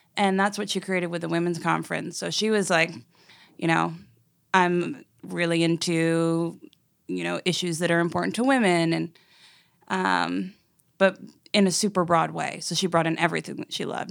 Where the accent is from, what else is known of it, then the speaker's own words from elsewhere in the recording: New York City, New York, United States; moved away as an adult; also born or lived in Los Angeles; now in Nashville, United States; a kid growing up in New York City